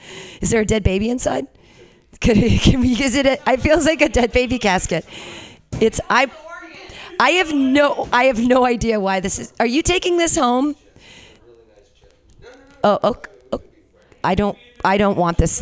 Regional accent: Danville, California, United States; I grew up around there. I grew up in Danville

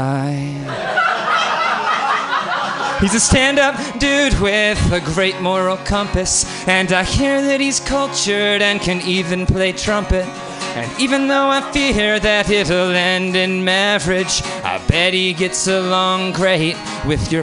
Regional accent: Syracuse, New York, United States; moved away; also born or lived in Boston; I grew up in Syracuse, New York

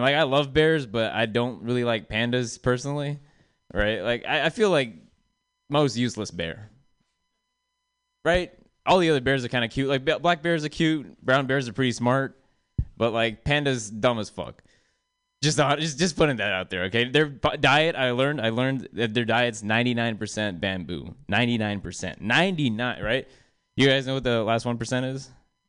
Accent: South India, India; I'm from the South. South of India, that is.

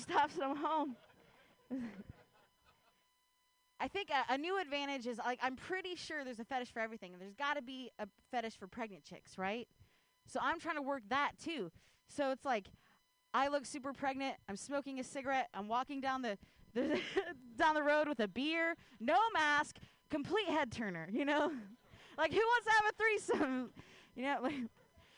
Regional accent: Ohio, United States; now in Bay Area, United States; I grew up in Ohio

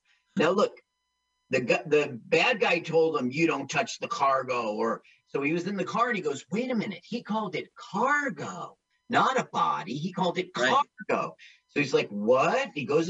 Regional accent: East Orange, New Jersey, United States; I grew up in East Orange.

